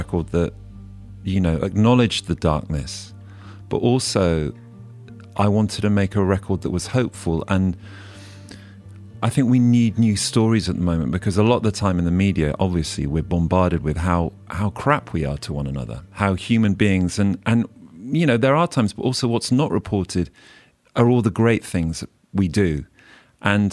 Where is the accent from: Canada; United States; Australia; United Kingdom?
United Kingdom; Oxfordshire, South East England; also born or lived in Mid Wales; now in London, United Kingdom; I'm a country boy. I grew up in Oxfordshire, and I've been living in London for 20 years